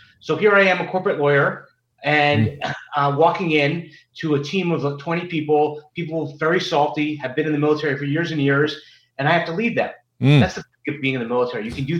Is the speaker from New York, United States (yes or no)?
yes; New York City, New York, United States; moved away as an adult; now in Washington, D.C., United States; coming from New York City, growing up in New York City, went to private school, then went to college, law school in New York.